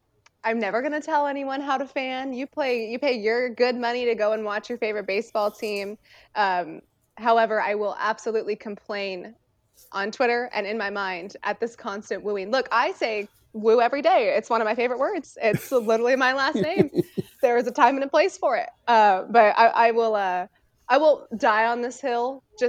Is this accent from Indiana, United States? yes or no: no; California, United States; I mean, growing up in the Bay Area, I was 45 minutes away from the A Stadium and the Giants Stadium.